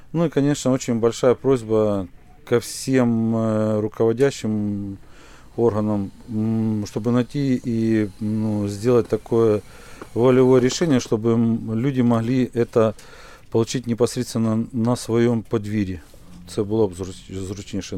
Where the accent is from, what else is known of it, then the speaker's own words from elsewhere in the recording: Horlivka, Donetsk Oblast, Ukraine; moved away as an adult; Я сам із Горловки